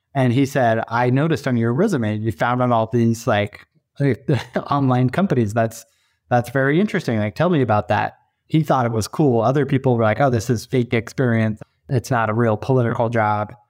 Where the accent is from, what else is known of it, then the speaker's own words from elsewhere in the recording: east of Sacramento, California, United States; moved away; I grew up about as far away as you could be other than maybe Alaska and Sacramento, California, uh, on the other side of the country in a small suburban community, east of Sacramento